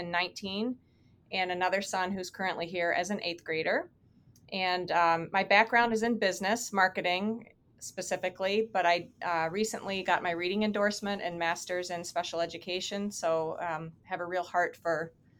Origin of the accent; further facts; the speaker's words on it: Youngstown, Ohio, United States; also born or lived in Centerville, Ohio; now in Toledo, United States; And I am not originally from Toledo, but I am an Ohio girl. I grew up in Youngstown. I graduated down in the Dayton area, Centerville, and met my husband at Ohio State. And he is a native Toledoan. So we settled down here and have raised our family here.